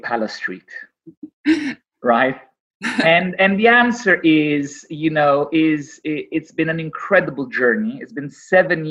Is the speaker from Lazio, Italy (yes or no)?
yes; Rome, Lazio, Italy; now in London, United Kingdom; I grew up in Rome